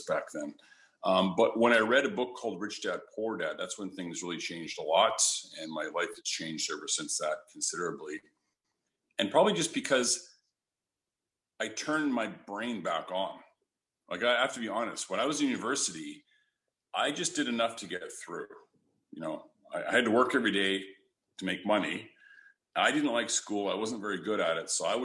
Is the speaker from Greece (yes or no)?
no; Canada; I'm from Canada, so it was delivering newspapers when there was snow on the ground